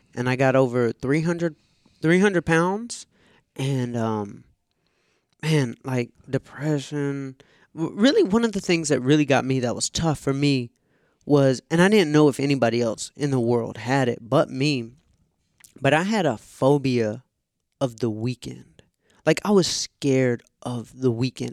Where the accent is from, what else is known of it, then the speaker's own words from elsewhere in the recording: Atlanta, Georgia, United States; growing up in Atlanta